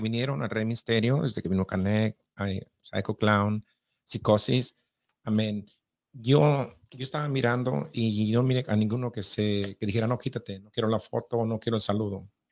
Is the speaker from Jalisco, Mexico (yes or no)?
yes; near Guadalajara, Jalisco, Mexico; yo también soy de cerquita de Guadalajara